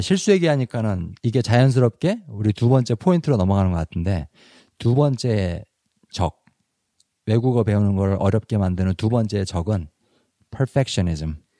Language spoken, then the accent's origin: Korean; South Korea; first language Korean; moved away; 나도 사실은 한국 사람인 나도